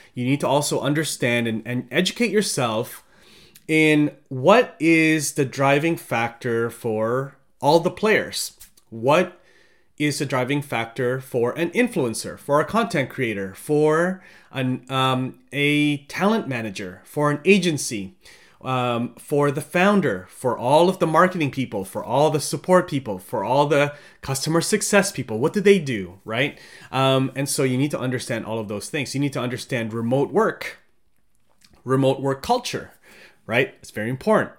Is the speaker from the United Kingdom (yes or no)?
no; Philippines; now in Canada; I'm from the Philippines